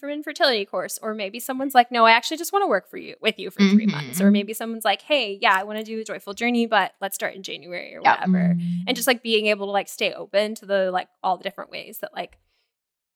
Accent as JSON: {"language": "English", "region": "Florida", "country": "United States", "tie": "born or raised there", "said": "growing up in Florida"}